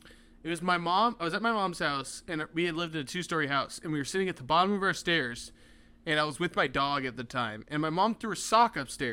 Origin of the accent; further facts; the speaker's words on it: Michigan, United States; You didn't even like... hint at all that I was from Michigan.